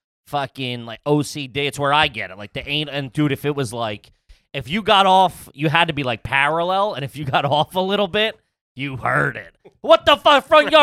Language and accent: English; Flatbush, New York, United States; I was in Flatbush.